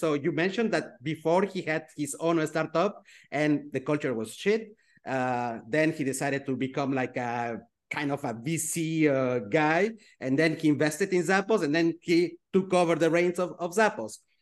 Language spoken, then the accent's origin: English; Switzerland; I grew up in Switzerland